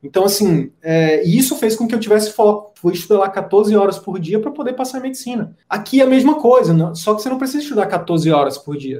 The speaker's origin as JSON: {"language": "Portuguese", "region": "interior of Piauí", "country": "Brazil", "moved": "yes", "said": "eu vim do interior do interior do Piauí."}